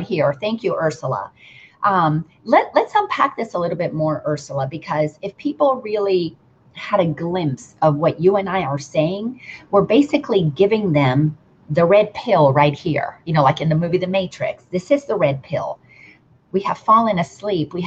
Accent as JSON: {"language": "English", "country": "Dominican Republic", "tie": "born or raised there", "said": "I grew up in the Dominican Republic"}